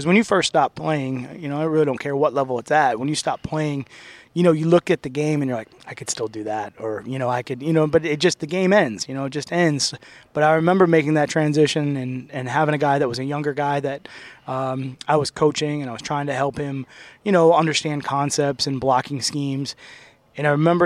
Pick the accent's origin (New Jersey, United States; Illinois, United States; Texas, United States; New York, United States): New York, United States; Sherrill; I grew up in Central New York, right in between Syracuse and Utica, a small city called Sherrill, New York, right outside of Oneida, New York